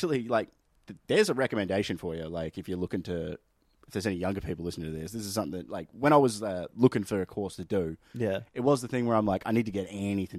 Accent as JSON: {"language": "English", "town": "Benalla", "region": "Victoria", "country": "Australia", "tie": "born or raised there", "said": "man, literally growing up in Benalla, the only reason I ended up going into IT was because people were suggesting it to me."}